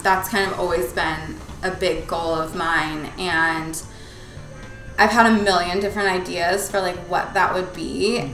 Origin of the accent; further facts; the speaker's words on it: Palos Verdes, California, United States; right here in Palos Verde. We went to high school together